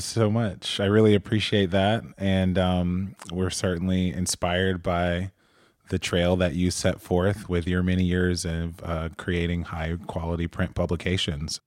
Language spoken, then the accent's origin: English; Atlanta, Georgia, United States; I'm from Atlanta